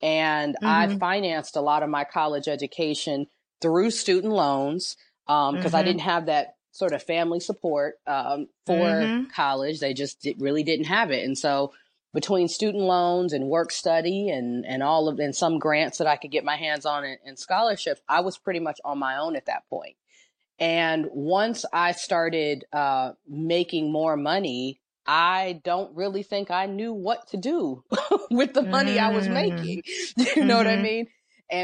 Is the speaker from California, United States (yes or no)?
yes; Los Angeles, California, United States; I'm from Los Angeles. When I heard you were, I think you're in Los Angeles too, which is that's my hometown. I'm from Los Angeles, grew up